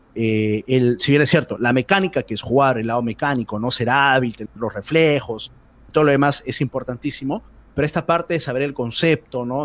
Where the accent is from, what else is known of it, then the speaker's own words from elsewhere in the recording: Santa Anita, Lima, Peru; Siempre que me han preguntado de dónde eres, sale mi pecho de Santanita